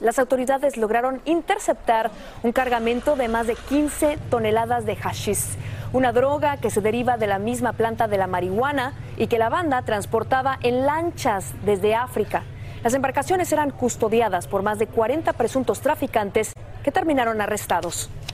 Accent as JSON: {"language": "Spanish", "country": "Mexico", "said": "incluso como mexicana"}